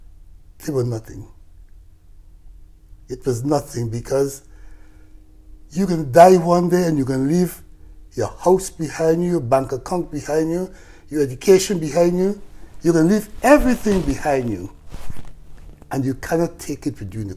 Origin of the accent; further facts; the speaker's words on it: Guyana; I'm from Guyana, South America